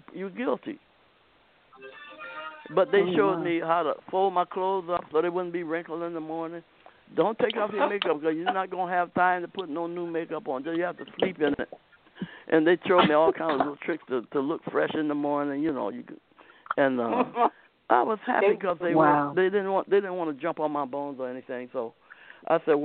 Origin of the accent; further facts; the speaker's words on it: Akron, Ohio, United States; moved away; Akron, Ohio